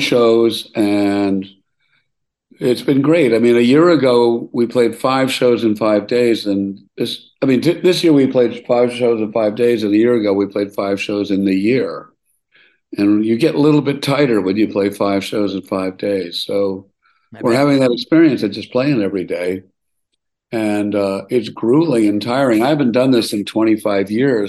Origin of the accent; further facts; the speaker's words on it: Milwaukee, Wisconsin, United States; moved away; I grew up in Milwaukee